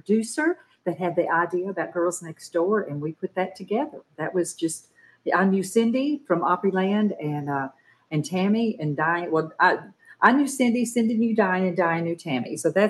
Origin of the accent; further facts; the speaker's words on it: Nashville, Tennessee, United States; I was born and raised in Nashville. I grew up riding Tennessee Walking Horses and singing in my church